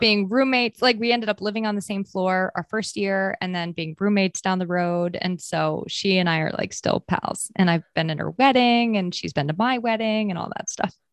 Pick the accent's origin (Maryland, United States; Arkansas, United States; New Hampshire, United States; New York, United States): New Hampshire, United States; also born or lived in Maine; I actually was born and raised in Maine for, like, the first nine years of my life, and then we moved to New Hampshire after that.